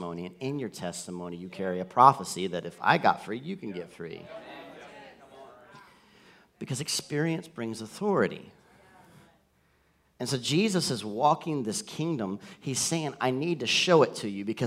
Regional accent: the South, United States; I grew up in the South

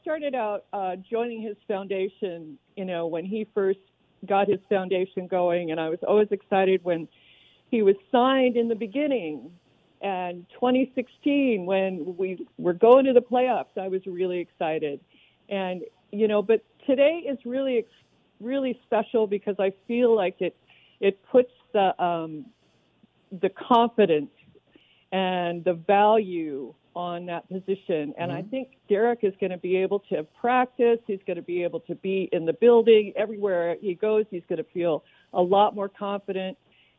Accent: Oakland, California, United States; now in Santa Rosa, United States; Well, I grew up in Oakland, but I live up in Santa Rosa now.

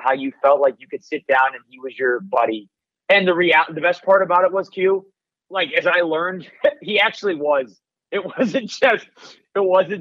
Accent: Michigan, United States; moved away; growing up in Michigan

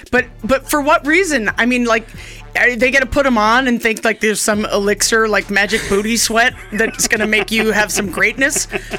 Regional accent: New York City, New York, United States; moved away as an adult; now in Boise, Idaho, United States; She still lives in the same apartment I grew up in Manhattan

